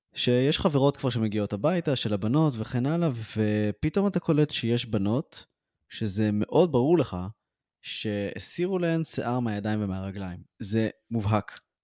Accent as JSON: {"language": "Hebrew", "town": "Ra'anana", "region": "Central District", "country": "Israel", "tie": "born or raised there", "said": "גדלתי בשכונה קשה ברעננה"}